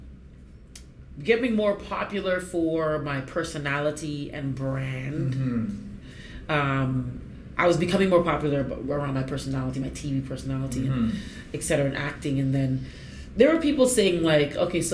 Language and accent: English; Canada; I'm a black woman, born and raised in Canada